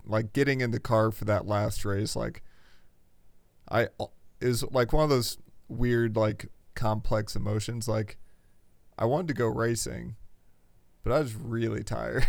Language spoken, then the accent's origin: English; Indiana, United States; I'm from Indiana.